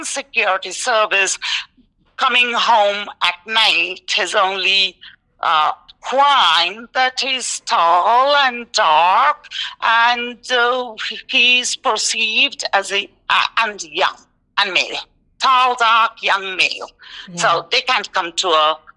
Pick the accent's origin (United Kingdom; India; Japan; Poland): India; moved away as an adult; also born or lived in New York, United States; now in Tucson, United States; I'm Indian and I grew up in India and had both parents who are Indian, from India